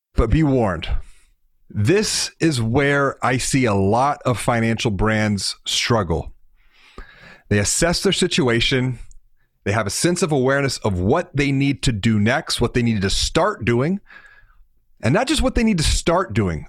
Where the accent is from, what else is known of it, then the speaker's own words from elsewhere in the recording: Houston, Texas, United States; I'm from Houston